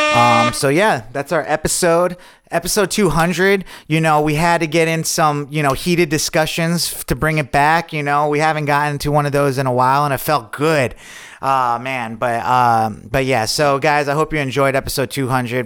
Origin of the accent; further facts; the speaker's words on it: Lake George, New York, United States; I'm from Lake George, a couple hours away north